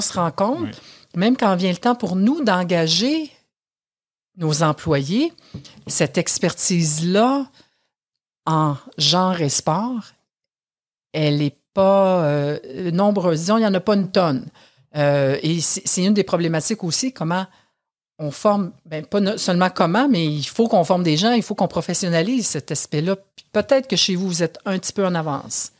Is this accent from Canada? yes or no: yes; Canada; chez nous au Canada